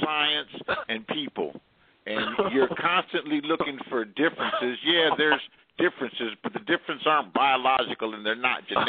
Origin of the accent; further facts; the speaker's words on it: Los Angeles, California, United States; I was born in Los Angeles.